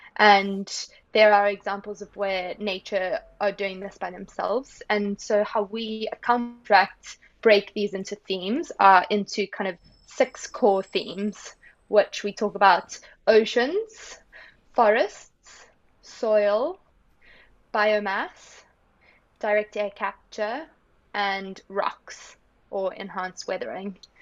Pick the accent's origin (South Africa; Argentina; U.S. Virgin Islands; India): South Africa; growing up in South Africa made a big impact on me.